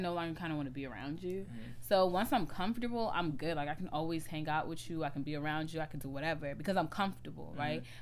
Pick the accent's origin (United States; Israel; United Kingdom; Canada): United States; I grew up in the States